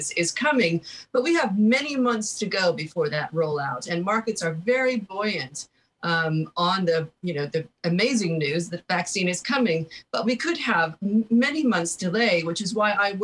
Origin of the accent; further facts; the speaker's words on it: United States; moved away as an adult; I'm an American who's been living outside my country for over 20 years